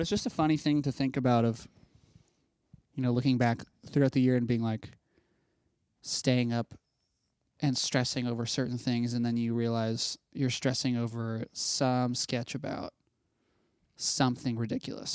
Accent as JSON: {"language": "English", "region": "Ohio", "country": "United States", "said": "in Ohio, which is where I'm from"}